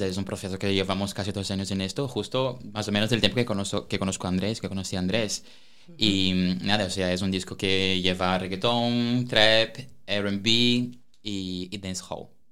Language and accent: Spanish; Brazil; also born or lived in Oviedo, Spain; now in Spain; artista brasileño residente en España